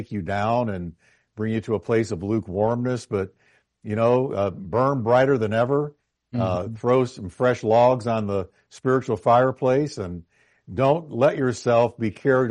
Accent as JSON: {"language": "English", "region": "New York", "country": "United States", "tie": "born or raised there", "moved": "yes", "said": "I was born in New York."}